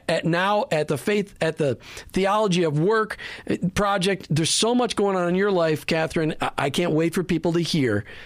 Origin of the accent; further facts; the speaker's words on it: Minnesota, United States; now in Florida, United States; I'm from Minnesota, so I miss the cold and the snow.